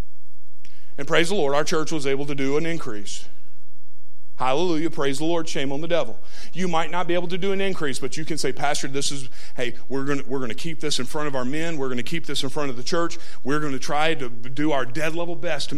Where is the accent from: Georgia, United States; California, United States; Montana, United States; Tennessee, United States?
Tennessee, United States; I grew up in Trailer Parkville, Tennessee